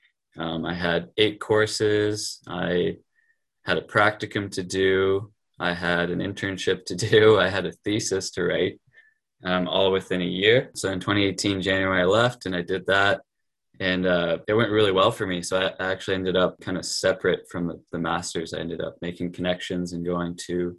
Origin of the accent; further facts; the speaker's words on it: Fredericton, New Brunswick, Canada; I'm from Fredericton, New Brunswick. I grew up here.